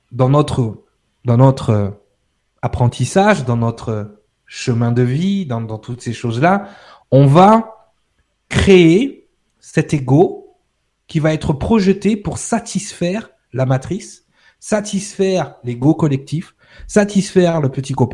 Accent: France; Ouais, ok, je suis français, j'habite en France.

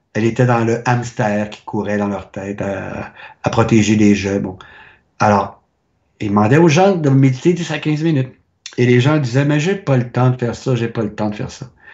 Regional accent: Quebec, Canada; moved away; also born or lived in France; je viens du Québec

